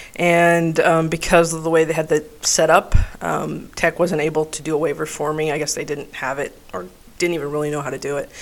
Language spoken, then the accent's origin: English; El Paso, Texas, United States; I grew up in El Paso, Texas